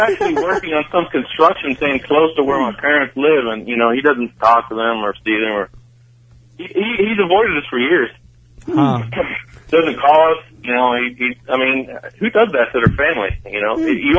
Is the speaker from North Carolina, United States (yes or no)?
no; West Virginia, United States; born or raised there; moved away; also born or lived in Wheeling, West Virginia